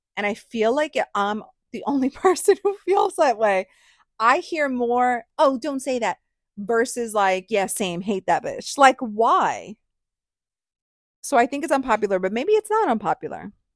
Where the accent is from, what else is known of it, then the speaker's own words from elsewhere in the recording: New York, United States; I'm from New York